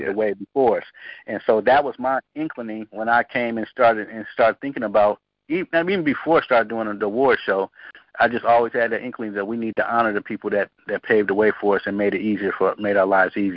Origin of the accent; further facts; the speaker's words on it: Oakland, California, United States; me growing up in Oakland, being a young Panther